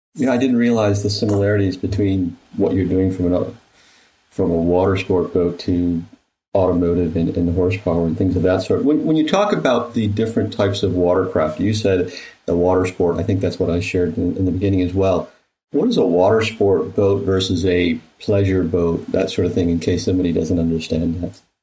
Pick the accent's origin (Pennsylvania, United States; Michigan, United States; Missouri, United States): Michigan, United States; I grew up in in Michigan